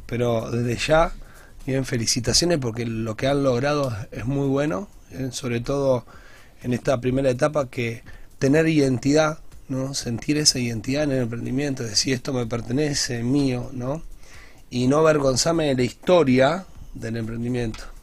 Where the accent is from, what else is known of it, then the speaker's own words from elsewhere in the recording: Grandoli and Esteban de Luca, Santa Fe, Argentina; yo me crié en Grandoli y Esteban de Luca, República Grandoli